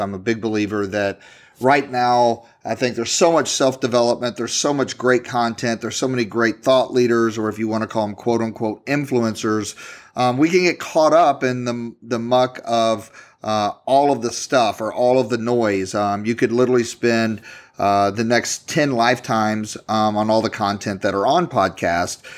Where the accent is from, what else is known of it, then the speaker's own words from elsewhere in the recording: Louisville, Kentucky, United States; I'm from Louisville, Kentucky